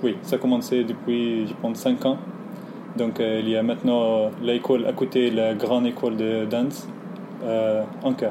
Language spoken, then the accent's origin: French; Egypt; French is a second language; moved away; je viens d'Égypte